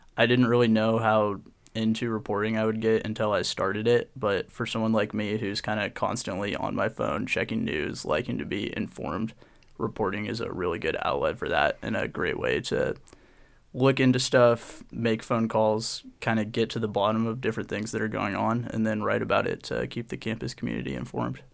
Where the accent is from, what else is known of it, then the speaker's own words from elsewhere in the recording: Portland, Oregon, United States; I grew up in Portland, Oregon